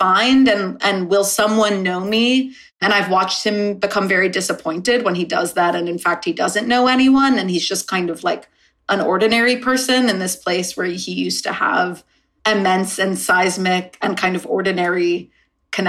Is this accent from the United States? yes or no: yes; United States; now in Los Angeles, United States; growing up in the States